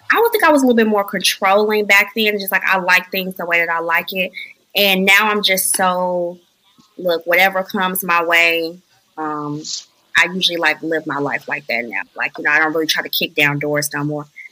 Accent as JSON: {"language": "English", "town": "Chicago", "region": "Illinois", "country": "United States", "moved": "as an adult", "lives_now": "Virginia, United States", "said": "I'm from Chicago"}